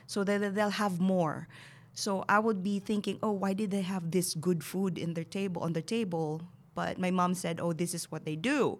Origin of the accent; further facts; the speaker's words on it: Bacolod, Western Visayas, Philippines; moved away as an adult; now in United States; So Bacolod City, and then we moved to the Central Business District when I was nine years old